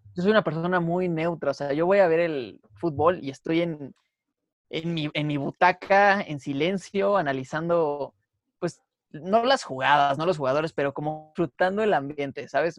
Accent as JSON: {"language": "Spanish", "country": "Mexico", "said": "Como mexicanos"}